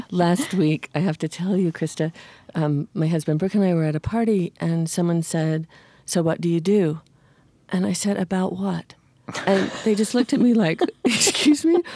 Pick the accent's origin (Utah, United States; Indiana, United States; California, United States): Utah, United States; as an American citizen growing up in the Interior West